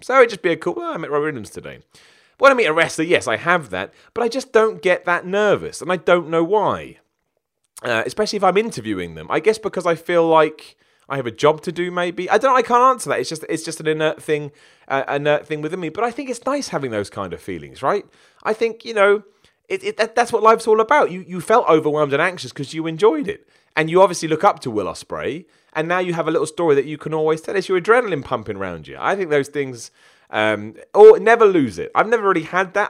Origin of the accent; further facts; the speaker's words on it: United Kingdom; I'm British.